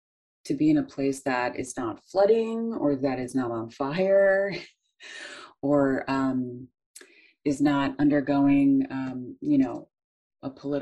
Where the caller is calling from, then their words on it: Madison, Wisconsin, United States; I'm coming from Ho-Chunk Land, which is Madison, Wisconsin.